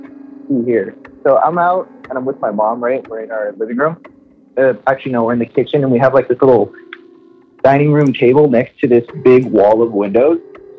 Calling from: Miami, Florida, United States; I'm calling from Miami.

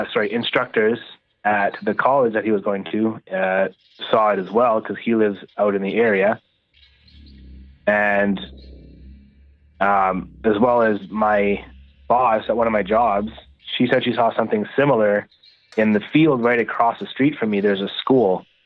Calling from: Manitoba, Canada; …, Manitoba.

